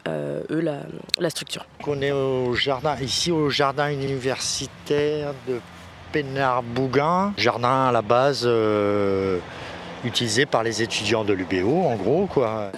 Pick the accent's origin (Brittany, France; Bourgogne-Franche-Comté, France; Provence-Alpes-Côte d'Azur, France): Brittany, France; Brest; moved away; also born or lived in Île-de-France; quand j'étais tout jeune à Brest à l'époque. Euh, avec, mes parents, on était sur l'Ambézélec